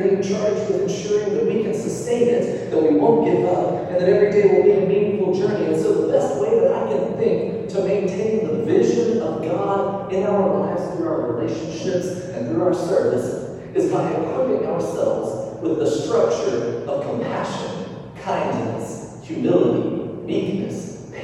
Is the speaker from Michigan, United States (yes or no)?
no; North Alabama, United States; moved away as an adult; also born or lived in Montgomery, Alabama; now in Mobile, United States; growing up in North Alabama, everybody goes to public school